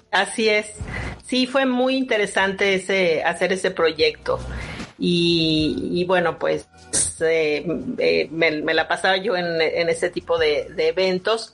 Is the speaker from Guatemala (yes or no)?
no; Mexico; lo que somos como mexicanos